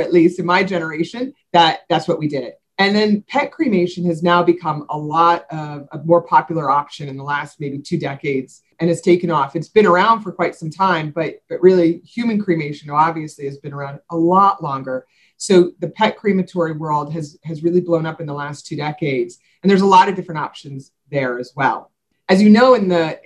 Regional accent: New York, United States; moved away as an adult; now in South Florida, United States; I'm originally from New York

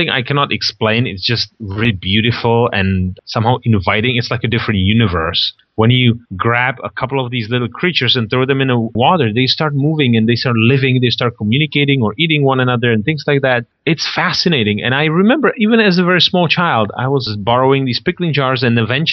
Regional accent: Czechia; moved away; Originally, the Czech Republic. It's a tiny little country in Eastern Europe, somewhere between Germany and Russia

